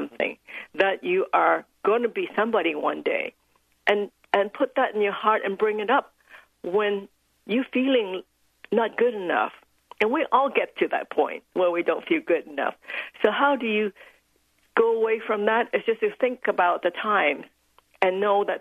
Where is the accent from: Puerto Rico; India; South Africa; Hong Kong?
Hong Kong; I was born in Hong Kong as the second daughter in a very traditional Chinese family